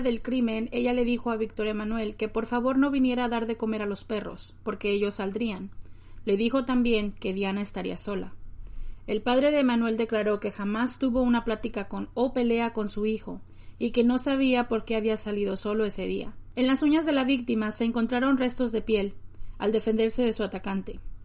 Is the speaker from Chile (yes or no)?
no; Nayarit, Mexico; como mujeres, como mexicanas, como nayaritas